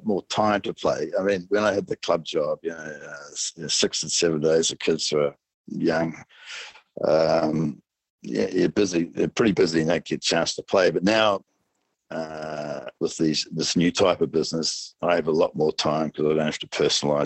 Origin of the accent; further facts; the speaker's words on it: New Zealand; being a Kiwi